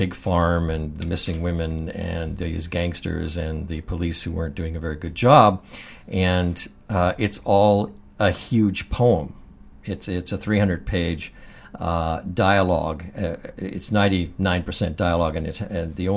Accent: Courtenay, British Columbia, Canada; also born or lived in Comox, British Columbia / Port Alberni, British Columbia; I spent my teenage in Port Alberni, BC, and I was born actually in Comox and grew up in Courtney

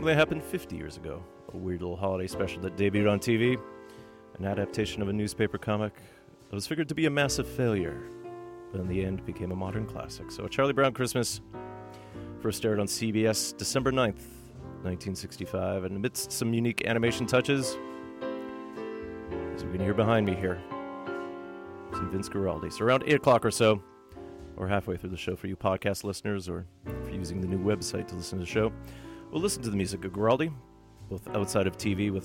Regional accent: Thunder Bay, Ontario, Canada; now in Vancouver, Canada; my hometown of Thunder Bay, Ontario

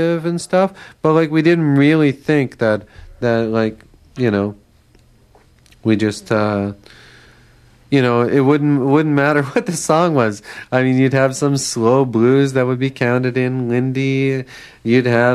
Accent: Winnipeg, Manitoba, Canada; I grew up in Winnipeg

